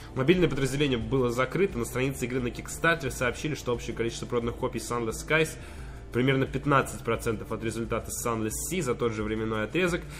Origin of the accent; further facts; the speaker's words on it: Moscow, Russia; мы, холеные москвичи